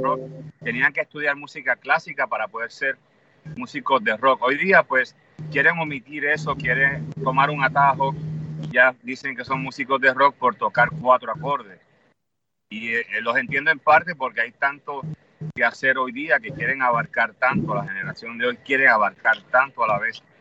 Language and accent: Spanish; Puerto Rico; somos puertorriqueños